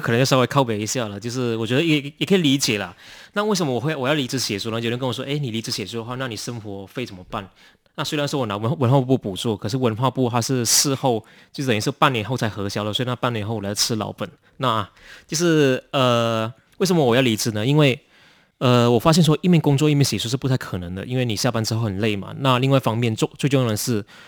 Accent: Ipoh, Perak, Malaysia; now in Taiwan; 我们都是来自马来西亚怡保

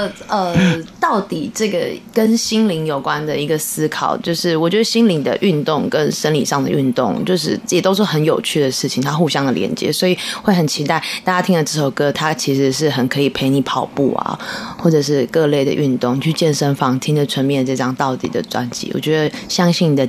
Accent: New Taipei, Taiwan; 我新北人，我新北人。

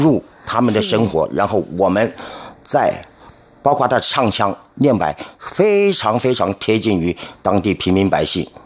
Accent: Kaohsiung, Taiwan; moved away; also born or lived in Taipei; 本身啊，是左翼人

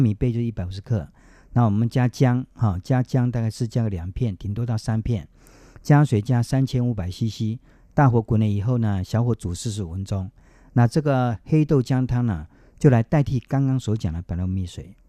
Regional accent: Taiwan; 我们台湾话

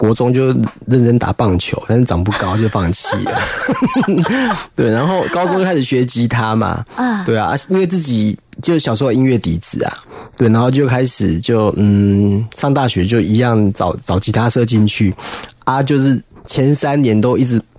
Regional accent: Kaohsiung, Taiwan; first language Taiwanese Hokkien; Chinese is a second language; moved away as an adult; now in northern Taiwan; 就是因为我是从南部上来的小孩， 高雄， 对对，高雄。

